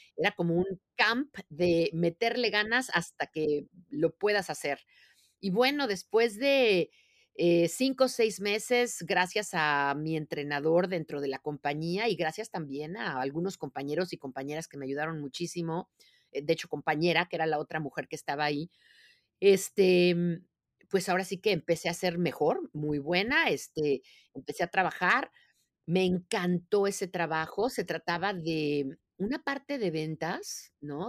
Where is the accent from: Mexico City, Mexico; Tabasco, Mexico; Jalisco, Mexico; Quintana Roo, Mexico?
Mexico City, Mexico; moved away as an adult; now in United States; cómo empecé mi vida, ¿no? Que fue en la Ciudad de México. Yo soy mexicana de nacimiento